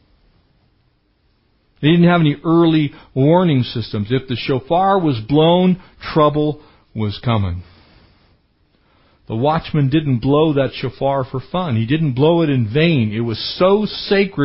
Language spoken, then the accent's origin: English; San Diego County, California, United States; when I was growing up in San Diego County